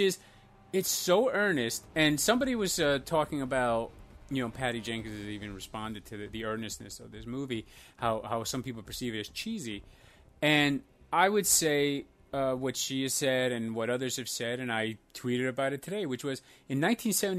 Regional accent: Iceland; now in United States; I first grew up in Iceland, and then I moved to America with an Albanian family

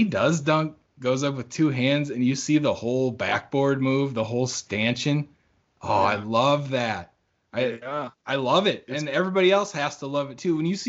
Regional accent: Bahamas; And, you know, growing up in the Bahamas, a little different, you know, basketball different culture in here.

